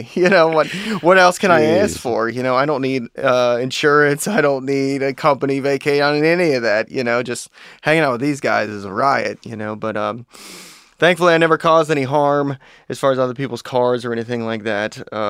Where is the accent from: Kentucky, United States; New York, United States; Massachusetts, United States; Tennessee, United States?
Kentucky, United States; Fort Thomas; growing up in Fort Thomas, it is that town within a bubble.